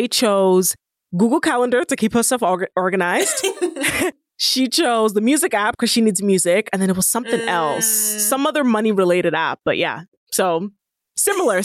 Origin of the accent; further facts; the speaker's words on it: Nigeria; I'm Nigerian